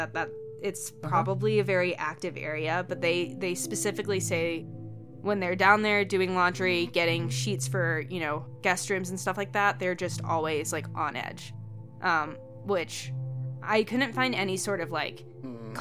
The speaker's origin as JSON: {"language": "English", "region": "Georgia", "country": "United States", "moved": "yes", "lives_now": "Montana, United States", "said": "I live obviously up here in Montana, but I'm from Georgia"}